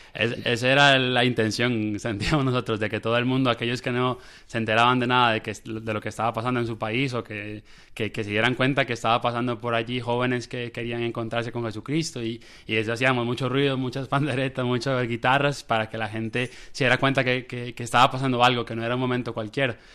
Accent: San José, Costa Rica; De Costa Rica, de Costa Rica, de San José, de la capital

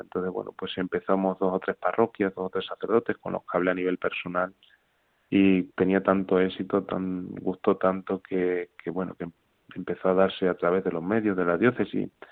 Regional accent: Extremadura, Spain; yo soy extremeño, vivo cerca de Guadalupe

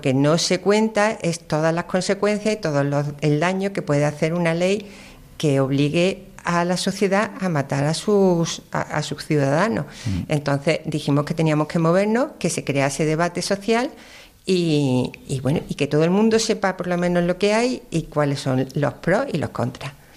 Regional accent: Córdoba, Andalusia, Spain; also born or lived in Málaga; Yo soy nacida en Málaga, pero por circunstancias, siempre he vivido en Córdoba

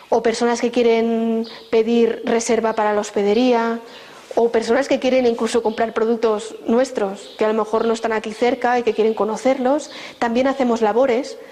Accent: Barcelona, Catalonia, Spain; moved away as an adult; now in Burgos, Spain; Yo vivía en Barcelona, soy de Barcelona

